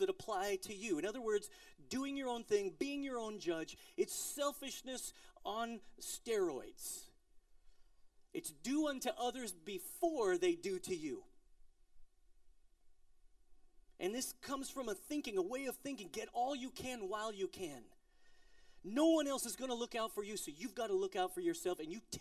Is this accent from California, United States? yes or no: no; Colorado, United States; I'm from Colorado